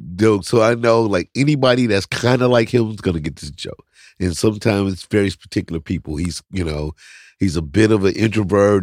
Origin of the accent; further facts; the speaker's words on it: St. Louis, Missouri, United States; I'm from Saint Louis